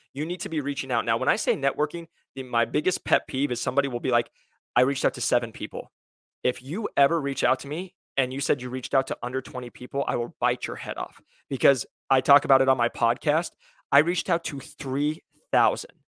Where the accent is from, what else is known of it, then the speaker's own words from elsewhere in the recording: Iowa, United States; now in Scottsdale, United States; I'm originally from Iowa